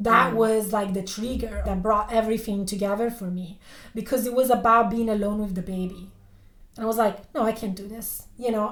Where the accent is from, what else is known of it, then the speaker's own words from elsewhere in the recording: Italy; I was born and raised in Italy